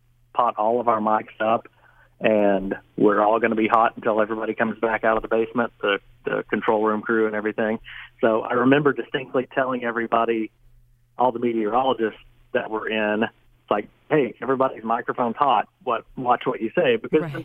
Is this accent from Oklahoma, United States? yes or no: yes; Oklahoma, United States; I'm from Oklahoma and it's just a good place to be